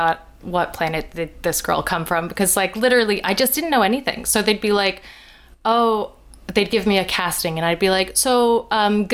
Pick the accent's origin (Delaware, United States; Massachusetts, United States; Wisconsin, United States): Delaware, United States; I grew up in Delaware